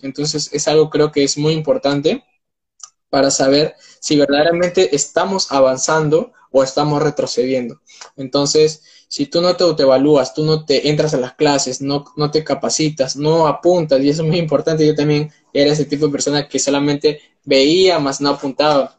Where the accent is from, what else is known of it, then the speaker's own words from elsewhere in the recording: Peru; tengo 19 años, soy de Perú